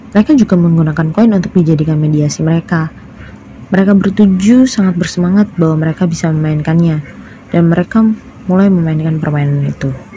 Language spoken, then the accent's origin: Indonesian; Surakarta, Central Java, Indonesia; Saya berasal dari kota Solo.